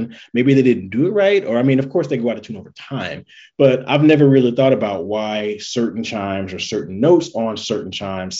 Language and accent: English; Gary, Indiana, United States; growing up in Gary, which is very stereotypical